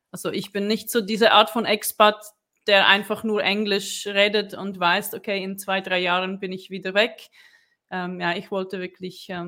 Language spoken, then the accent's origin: German; Brno, South Moravian Region, Czechia; now in Switzerland; Also ich komme auch aus Tschechien, ich komme aus Brünn ähm, und äh, ich lebe seit mh, hm, 2011 schon in der Schweiz.